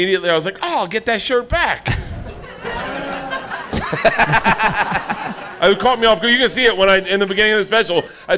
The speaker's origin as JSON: {"language": "English", "region": "Florida", "country": "United States", "said": "I'm from Florida"}